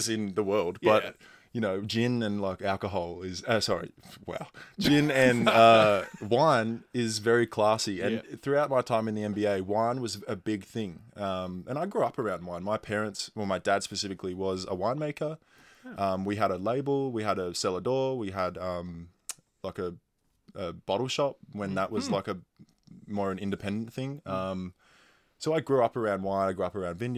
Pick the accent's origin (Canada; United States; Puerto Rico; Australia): Australia; Sydney, New South Wales; moved away as an adult; now in Adelaide, Australia; I'm from Sydney